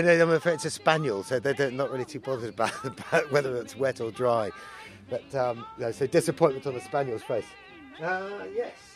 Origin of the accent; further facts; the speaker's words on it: Isle of Man; So I grew up in the Isle of Man, and I grew up in a rural location